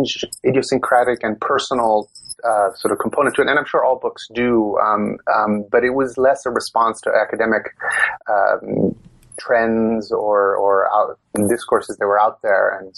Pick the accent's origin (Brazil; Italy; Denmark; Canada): Italy; Rome, Lazio; English is a second language; moved away as an adult; So I was born and raised in Italy, and I went through college